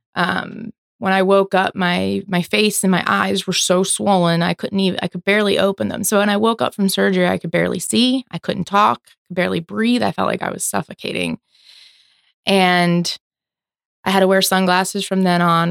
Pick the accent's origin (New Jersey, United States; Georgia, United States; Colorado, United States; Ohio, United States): New Jersey, United States; Philadelphia area; moved away as an adult; now in Florida, United States; born and raised in New Jersey, Philadelphia area. Moved down here about fifteen years ago